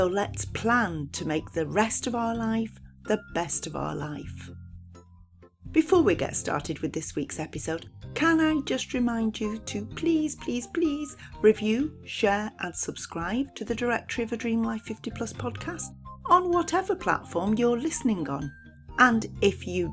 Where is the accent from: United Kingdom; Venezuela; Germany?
United Kingdom; Lancashire, North West England; I'm from Lancashire, other side of the Pennines.